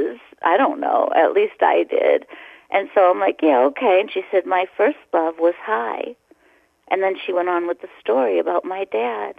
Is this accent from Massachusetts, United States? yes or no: yes; Boston, Massachusetts, United States; a person that's about my age that I grew up with in Boston